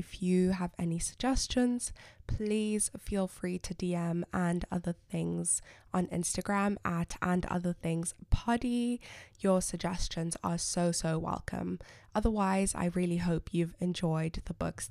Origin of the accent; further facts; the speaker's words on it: Zimbabwe; my home country, Zimbabwe